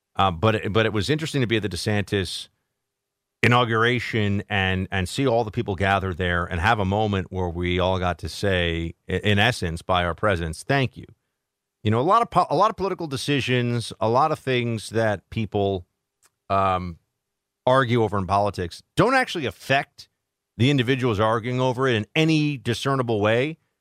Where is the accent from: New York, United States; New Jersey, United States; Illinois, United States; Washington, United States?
New York, United States; also born or lived in Florida; I'm from New York